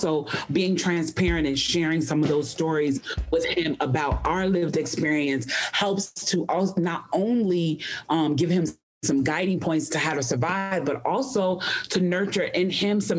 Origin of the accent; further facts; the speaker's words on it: Chicago, Illinois, United States; now in Atlanta, United States; I have lived in Atlanta for a very long time, but Chicago is my hometown.